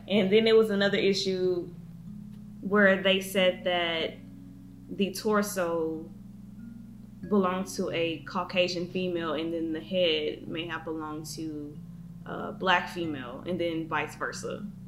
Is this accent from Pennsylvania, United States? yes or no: no; near Beaumont, Texas, United States; very, very close to my hometown